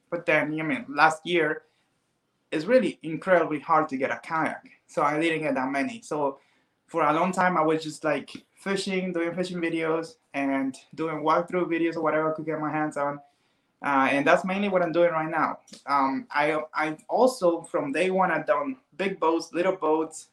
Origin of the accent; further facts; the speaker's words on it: Cuba; now in Miami, United States; I'm Cuban, so I wasn't born here. I was born in Cuba. I came here like, 21 years ago